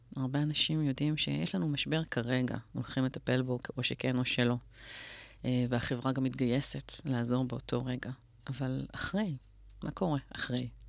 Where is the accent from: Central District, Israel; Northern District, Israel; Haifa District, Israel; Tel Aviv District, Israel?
Tel Aviv District, Israel; Tel Aviv; גדלתי בצפון תל אביב